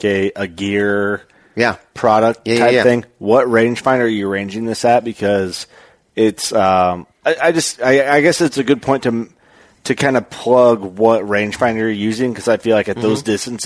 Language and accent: English; Midwest, United States; I'm from the Midwest